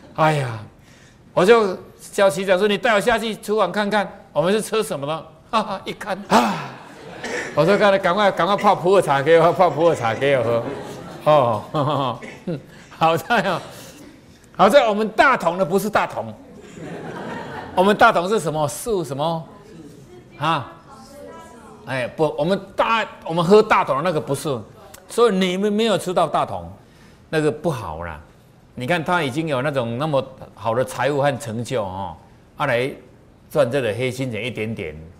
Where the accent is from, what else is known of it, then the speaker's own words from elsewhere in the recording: Taiwan; 你看我们台湾人就这么好